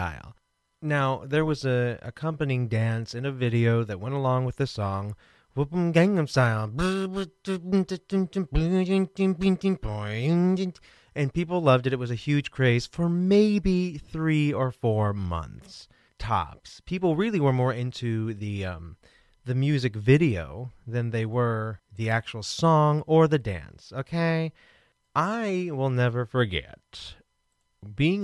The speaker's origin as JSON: {"language": "English", "town": "Kansas City", "region": "Missouri", "country": "United States", "tie": "born or raised there", "said": "I'm from Kansas City"}